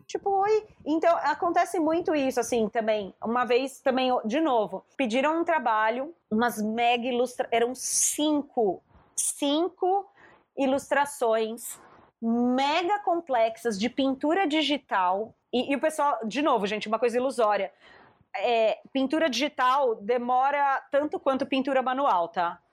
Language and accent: Portuguese; Brazil; eu não sou tipo brasileira vira-lata